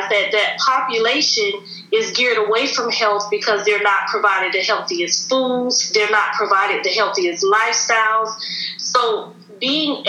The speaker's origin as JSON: {"language": "English", "town": "St. Petersburg", "region": "Florida", "country": "United States", "moved": "yes", "lives_now": "Atlanta, United States", "said": "I'm from St. Petersburg, Florida. I currently reside in Atlanta, Georgia."}